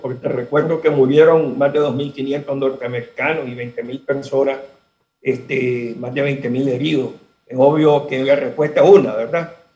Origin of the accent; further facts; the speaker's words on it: Nicaragua; moved away; yo soy exiliado nicaragüense y sigo siendo exiliado nicaragüense